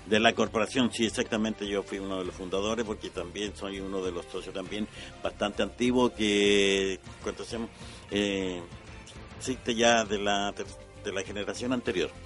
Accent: La Serena, Coquimbo, Chile; moved away; yo soy nací en La Serena

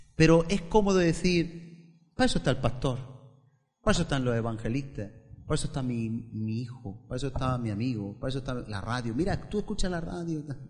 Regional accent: Spain; yo el español

